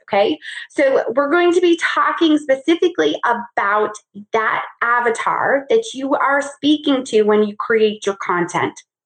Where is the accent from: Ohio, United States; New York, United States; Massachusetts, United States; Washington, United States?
New York, United States; now in Charlotte, United States; I grew up in New York